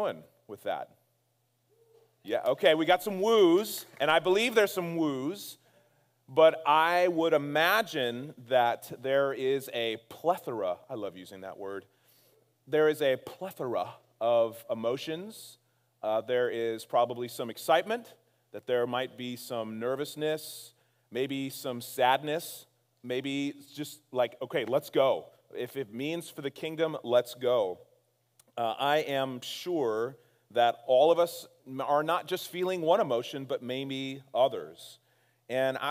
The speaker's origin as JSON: {"language": "English", "town": "Castro Valley", "region": "California", "country": "United States", "tie": "born or raised there", "said": "My wife and I were born and raised in Castro Valley"}